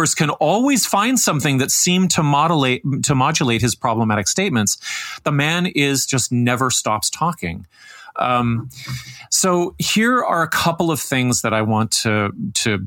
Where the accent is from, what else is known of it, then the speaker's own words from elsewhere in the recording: Canada; also born or lived in Toronto; as a Canadian